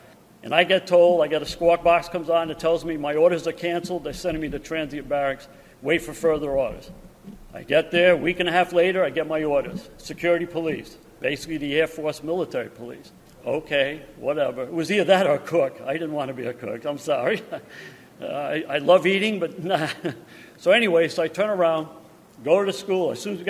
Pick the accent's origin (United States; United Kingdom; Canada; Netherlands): Canada; Well, I'm from Canada. So I said, well, I'm fluent in French. I can read it, write it.